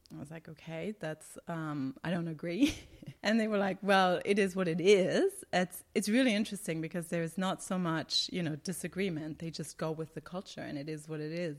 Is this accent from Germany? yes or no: yes; Germany; moved away as an adult; now in Qatar; I'm from Germany and I have this German mindset and German training